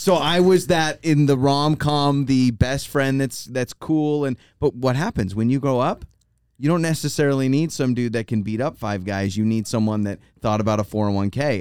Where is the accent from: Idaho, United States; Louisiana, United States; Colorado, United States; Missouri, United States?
Idaho, United States; North; moved away as an adult; also born or lived in Troy, Idaho; now in Boise, United States; we grew up in North Idaho 'cause my dad taught at the University of Idaho